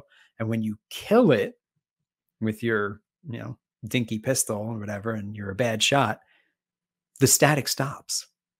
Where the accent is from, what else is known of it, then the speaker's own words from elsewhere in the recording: East Coast, United States; Of course, I'm from the East Coast. So like it's got that New England feel.